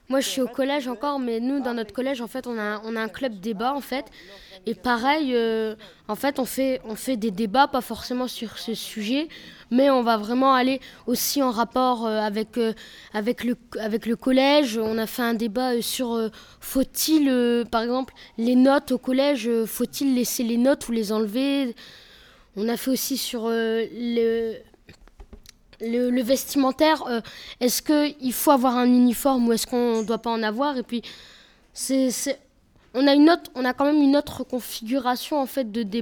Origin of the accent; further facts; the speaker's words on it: Tourcoing, Hauts-de-France, France; on est français. On est des collégiens et des lycéens euh, de la ville de Tourcoing.